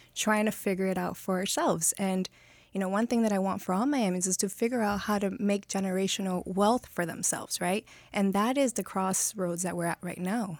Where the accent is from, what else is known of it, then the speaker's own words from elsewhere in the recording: Miami, Florida, United States; also born or lived in Colombia; been in Miami my whole life, pretty much